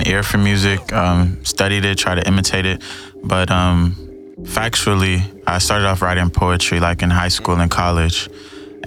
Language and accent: English; Houston, Texas, United States; also born or lived in North Carolina; I'm from Houston. Raised here my whole life